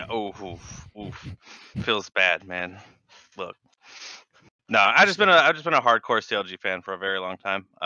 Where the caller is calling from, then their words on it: Annandale, Virginia, United States; Uh, Annandale, Virginia.